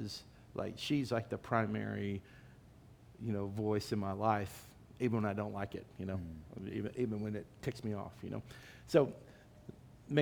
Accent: Dallas, Texas, United States; I'm from Dallas.

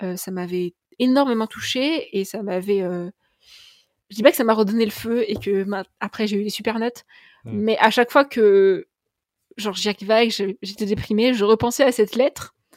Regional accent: Tours, Centre-Val de Loire, France; je, ne suis pas de Paris, mais je suis de Tours

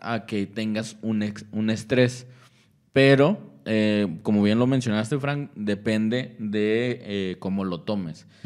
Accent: Coahuila, Mexico; now in Monterrey, Mexico; yo soy de Coahuila

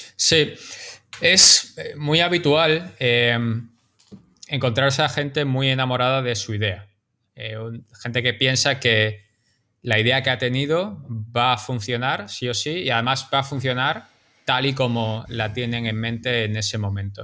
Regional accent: Málaga, Andalusia, Spain; now in New York, United States; yo soy de Málaga

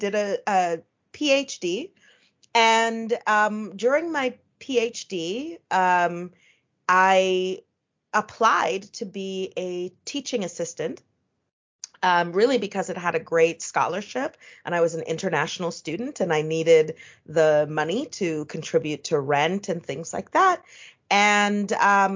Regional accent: Ottawa, Ontario, Canada; now in New York, United States; the town that I grew up in Ottawa, Canada

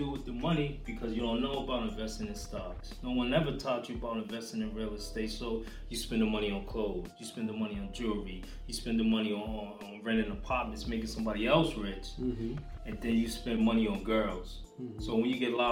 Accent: Boston, Massachusetts, United States; I'm from Roxbury

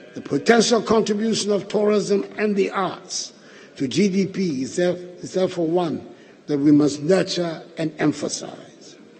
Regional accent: Ghana; identifies each of us as proudly Ghanaian

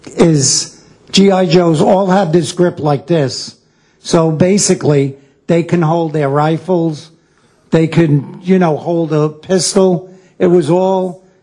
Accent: New York City, New York, United States; also born or lived in Brooklyn, New York / Queens, New York; when I moved to Queens from Brooklyn, we had a yard

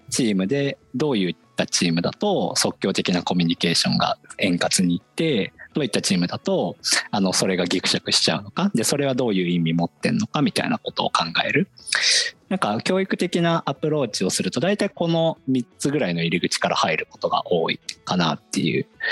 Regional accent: Ichinomiya, Aichi, Japan; moved away as an adult; also born or lived in Tokyo; 僕出身は愛知県で、愛知県の尾張一宮っていうところが出身なんですけど

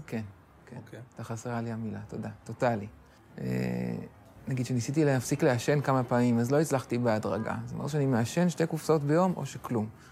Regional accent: Ra'anana, Central District, Israel; גדלתי ברעננה, אה, למדתי בתיכון אוסטרובסקי

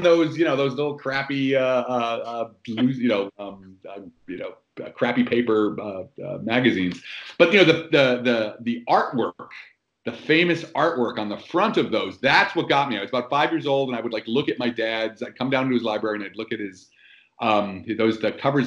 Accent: New Jersey, United States; also born or lived in New York City; I grew up actually in New Jersey, the industrial parts of New Jersey.

